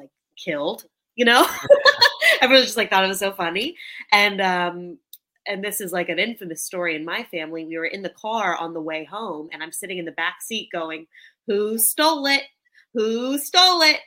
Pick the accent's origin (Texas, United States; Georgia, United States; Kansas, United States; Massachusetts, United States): Texas, United States; I'm from Texas